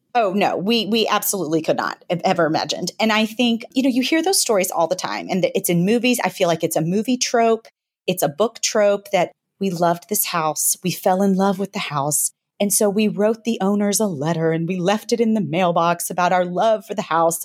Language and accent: English; Memphis, Tennessee, United States; moved away as an adult; now in New York City, United States; I grew up in Memphis, Tennessee